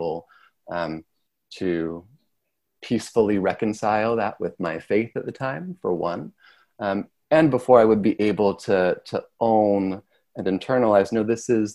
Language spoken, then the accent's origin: English; Sherman, United States; moved away as an adult; also born or lived in Chicago area (Wheaton College); what used to be my hometown